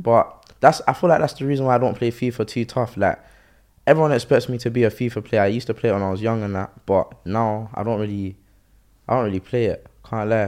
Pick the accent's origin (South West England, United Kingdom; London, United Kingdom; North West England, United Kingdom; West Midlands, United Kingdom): London, United Kingdom; Croydon; I'm from Croydon, innit? So, the school I kind of went to was kind of ghetto